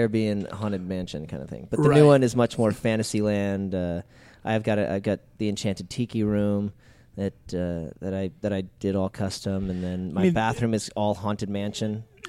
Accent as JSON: {"language": "English", "town": "Anaheim", "region": "California", "country": "United States", "tie": "born or raised there", "said": "Because I grew up across the street. I grew up down, you know, after school, it was instead of going to the mall, we'd go to Disneyland. And I grew up in Anaheim."}